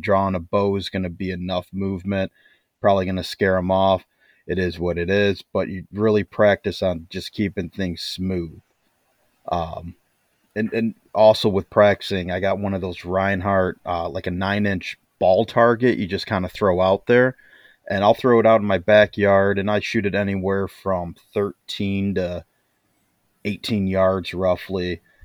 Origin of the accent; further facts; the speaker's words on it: Midwest, United States; moved away; I'm from the Midwest